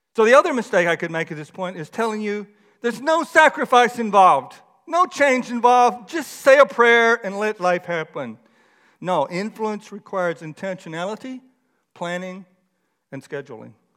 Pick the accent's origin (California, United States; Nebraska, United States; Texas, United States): Texas, United States; moved away; I grew up in Texas